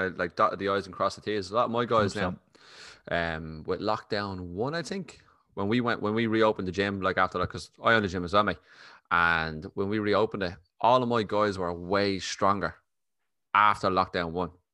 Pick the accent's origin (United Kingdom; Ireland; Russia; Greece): Ireland; accent: Irish; a proper Irish accent and you talk fairly quickly, like